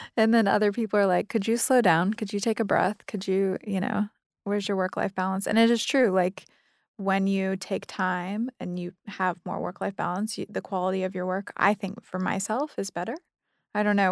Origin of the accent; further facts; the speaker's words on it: Ohio, United States; moved away; I grew up in Ohio